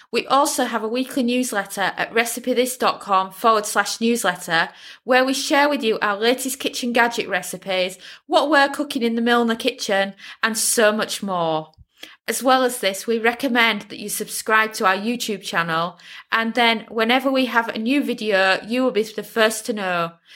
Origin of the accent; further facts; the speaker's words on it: United Kingdom; as a Brit